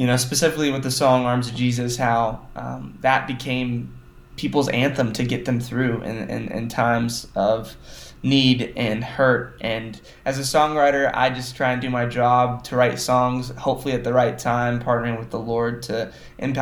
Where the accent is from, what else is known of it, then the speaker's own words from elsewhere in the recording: Joplin, Missouri, United States; I was born in Joplin, Missouri, and I was raised always going to church